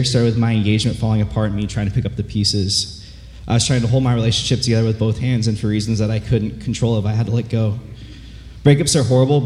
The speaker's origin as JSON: {"language": "English", "town": "Yorba Linda", "region": "California", "country": "United States", "tie": "born or raised there", "said": "Growing up in Yorba Linda, when you walk out those doors, you can see where I went to high school"}